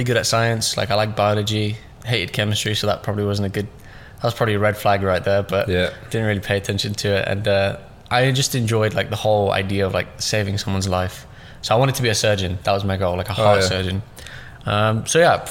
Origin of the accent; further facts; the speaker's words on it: London, United Kingdom; also born or lived in Russia / Pakistan / Stoke-on-Trent; pretty much raised in London, yeah. southeast.